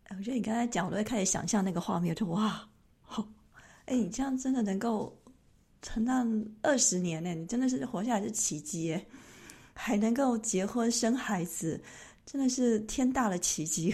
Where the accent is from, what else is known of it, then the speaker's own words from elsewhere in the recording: Taiwan; now in Switzerland; 你看我们台湾人就是好客